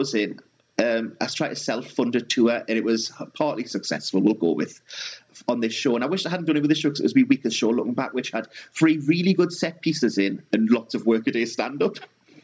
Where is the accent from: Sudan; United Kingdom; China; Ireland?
United Kingdom; South Tyneside, North East England; We're both from South Tyneside